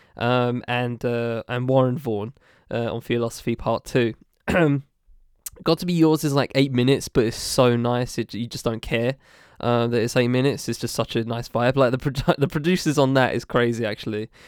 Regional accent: United Kingdom; a British person who is of a mixed race

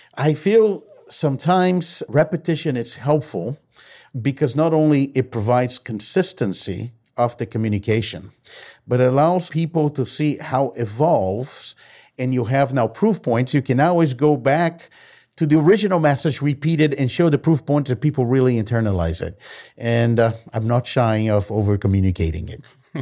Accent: Brazil; I've been born and raised in Brazil

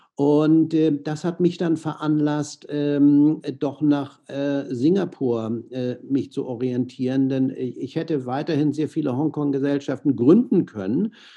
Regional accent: Hamburg, Germany; moved away as an adult; also born or lived in San Francisco, United States / Miami, United States / Monaco; ich bin in Hamburg aufgewachsen

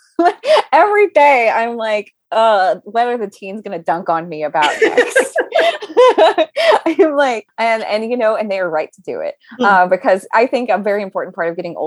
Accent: Southern Louisiana, United States; now in New York, United States; we're both from Southern Louisiana and we both moved to New York

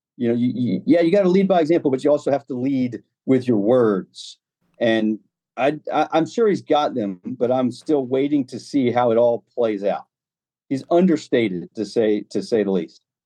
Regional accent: United States; now I am the American voice of B B C golf

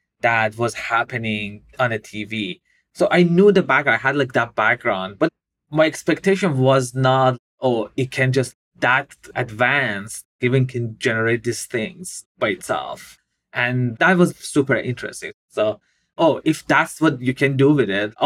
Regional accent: Iran; moved away; I grew up in Iran

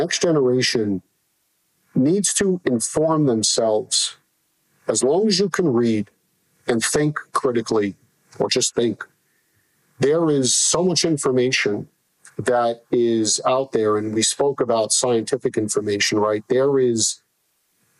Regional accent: New York City, New York, United States; I grew up in New York City

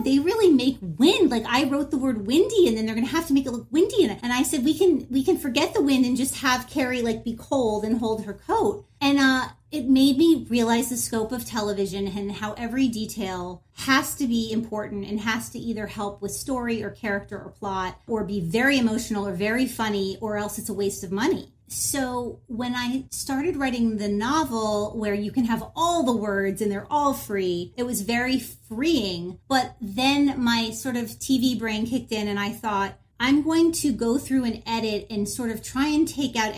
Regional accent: Miami, Florida, United States; now in Los Angeles, United States; growing up in Miami

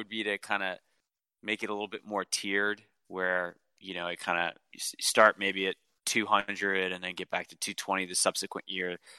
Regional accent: New Orleans, Louisiana, United States; also born or lived in Metairie; now in Virginia, United States; I'm from New Orleans

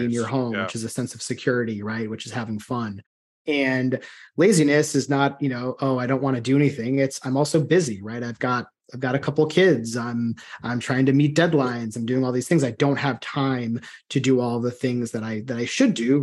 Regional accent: outside of Chicago, Illinois, United States; moved away; growing up outside of Chicago

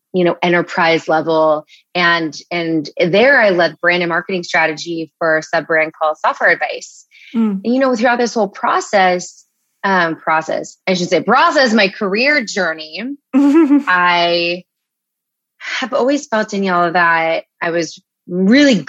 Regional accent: Los Angeles, California, United States; moved away; also born or lived in Chicago / New York; I'm from Los Angeles

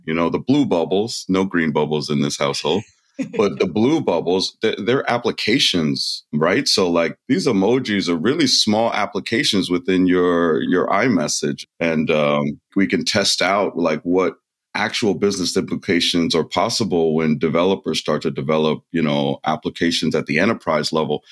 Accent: United States; it was news to me being an American

